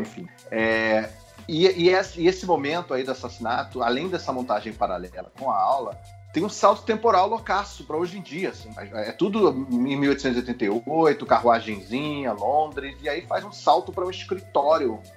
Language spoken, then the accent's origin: Portuguese; Brazil; Sou brasileiro